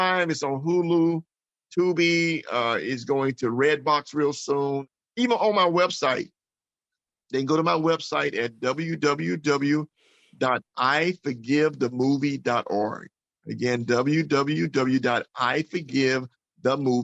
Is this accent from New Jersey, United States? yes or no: no; Mississippi, United States; growing up in Mississippi with a loving family.